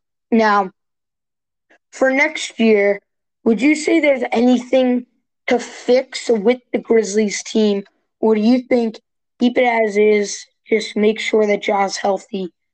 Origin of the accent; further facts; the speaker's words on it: New Jersey, United States; I'm from New Jersey and they're right next door.